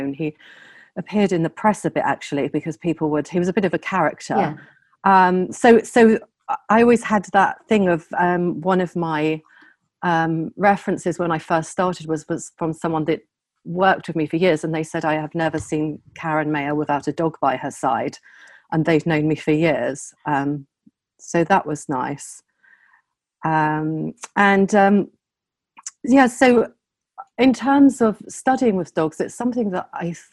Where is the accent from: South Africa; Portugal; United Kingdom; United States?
United Kingdom; Southampton, South East England; moved away; also born or lived in London; I'm from Southampton